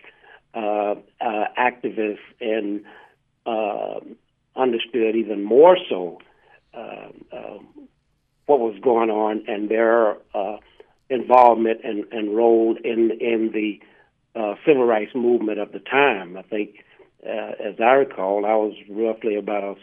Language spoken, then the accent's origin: English; Sand Springs, Oklahoma, United States; I was raised in Oklahoma, actually a little town right outside of Tulsa, Oklahoma, called Sand Springs.